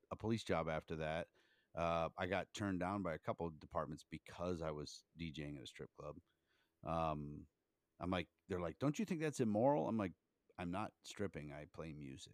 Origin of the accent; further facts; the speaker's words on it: Canton, Ohio, United States; also born or lived in Myrtle Beach; I grew up in Canton, Ohio